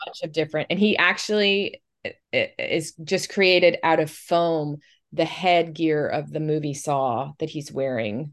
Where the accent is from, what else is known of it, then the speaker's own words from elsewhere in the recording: Tampa Bay area, Florida, United States; I also grew up here